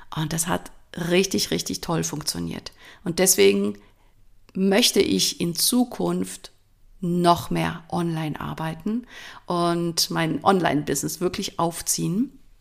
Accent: Switzerland; accent: Swiss German; first language Swiss German; moved away as an adult; Ich komme ursprünglich aus der Schweiz, bin da geboren und aufgewachsen. Ich rede jetzt in Schweizerdeutsch, das ist meine Muttersprache.

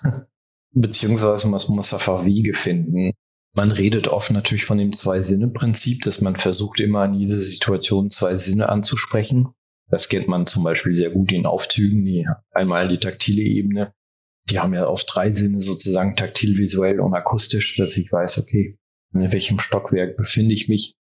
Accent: France; first language German and French (bilingual); moved away as an adult; now in Germany; Ich bin in Frankreich groß geworden und ich bin im zweisprachigen Kontext aufgewachsen

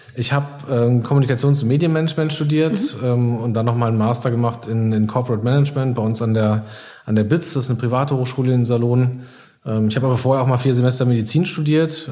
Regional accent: Iserlohn, North Rhine-Westphalia, Germany; ich bin äh, gebürtiger Iserlohner

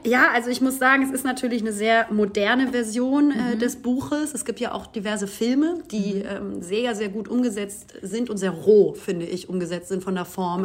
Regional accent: Hamburg, Germany; moved away; Es ist meine Stadt, aber es ist natürlich auch immer, ja, also natürlich äh, ist es meine Heimat

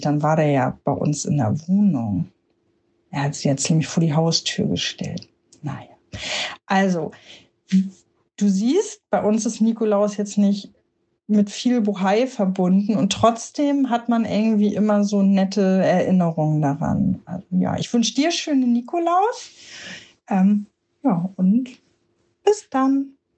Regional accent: Hamburg, Germany; Ich komme aus Hamburg

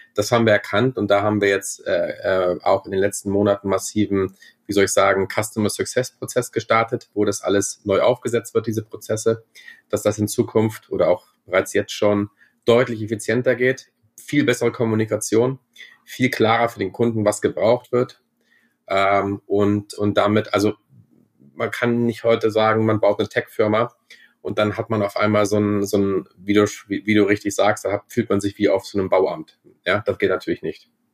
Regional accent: Germany; now in Vienna, Austria; ich bin ja auch Deutscher.

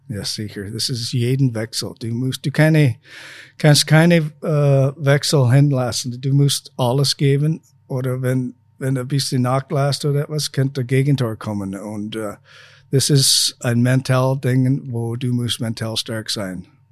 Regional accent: Saskatchewan, Canada; German is a second language; moved away as an adult; also born or lived in Feldkirch, Austria; now in Linz, Austria; meine Heimat in canada Saskatchewan

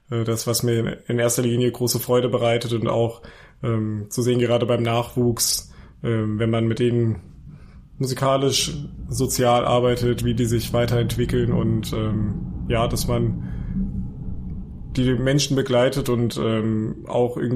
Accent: Weilburg, Hesse, Germany; born there; now in Leipzig, Germany; ich komme gebürtig aus Hesse, also ich bin gebürtiger Hesse aus Weilburg an der Lahn.

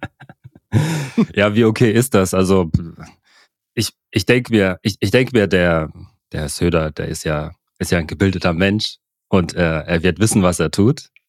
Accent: Germany; also born or lived in Cameroon; wir alle hier in Deutschland, auch ich, der hier aufgewachsen bin

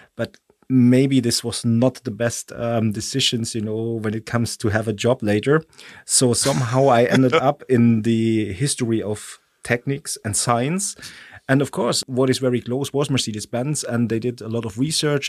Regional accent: Stuttgart, Baden-Württemberg, Germany; English is a second language; moved away as an adult; now in Switzerland; I was born in Stuttgart

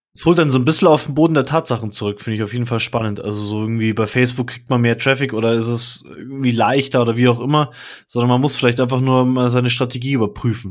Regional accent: Munich, Bavaria, Germany; Ich bin zum Beispiel voll der Münchner und super Nymphenburger, also aus dem Viertel, aus dem ich komme

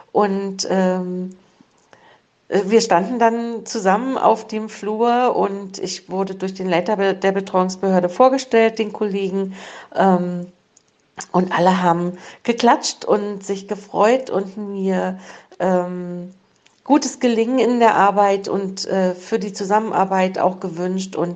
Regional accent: East Germany, Germany; Ich bin ja in der DDR groß geworden.

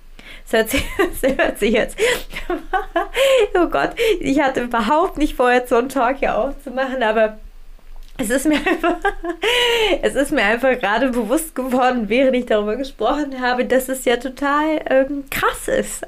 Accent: Germany; bei uns in Deutschland

